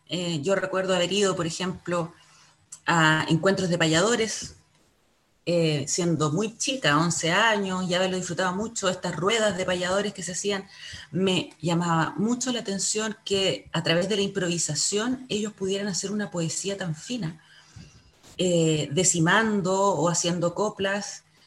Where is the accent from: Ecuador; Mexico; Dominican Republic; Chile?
Chile; como chilenos o como latinoamericanos